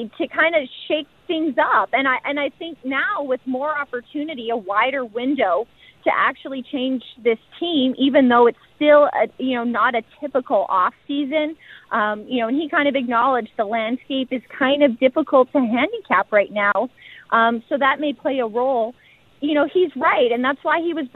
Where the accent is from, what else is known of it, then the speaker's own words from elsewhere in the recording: Edmonton, Alberta, Canada; I'm from Edmonton. This is where I had my introduction to the sport and where I fell in love with the game